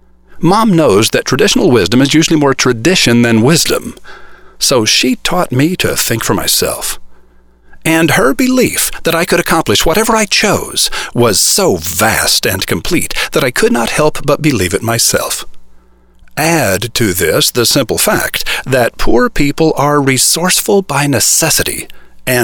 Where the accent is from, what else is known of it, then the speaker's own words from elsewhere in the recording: United States; I was born in America as a white boy